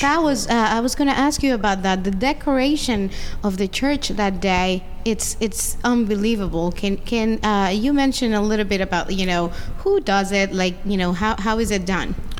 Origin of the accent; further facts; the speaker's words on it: Dominican Republic; now in United States; I come from the Dominican Republic